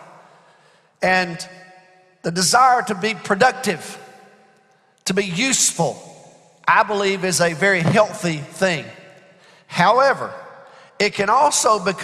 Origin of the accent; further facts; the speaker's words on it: United States; as American Christians